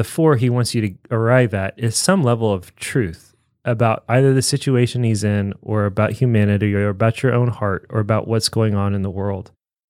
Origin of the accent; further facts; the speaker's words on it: Tennessee, United States; Yeah, I grew up in Tennessee